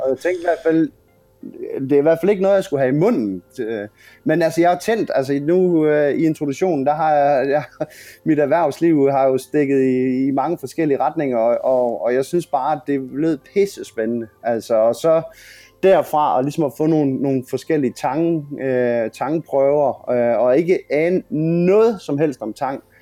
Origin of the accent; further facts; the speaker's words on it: Grenå, Central Denmark Region, Denmark; hvor jeg er fra. Øh, havnen i Grenå